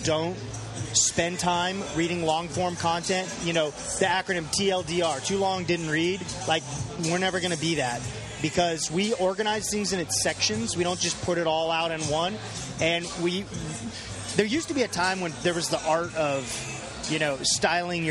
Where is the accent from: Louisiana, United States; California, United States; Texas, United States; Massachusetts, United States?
California, United States; Temecula; moved away; also born or lived in Washington, D.C.; I grew up in Temecula, California, which is in Southern California.